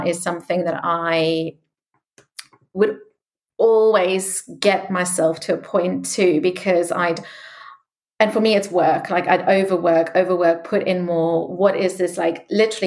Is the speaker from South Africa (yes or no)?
yes; South Africa; moved away; I grew up in South Africa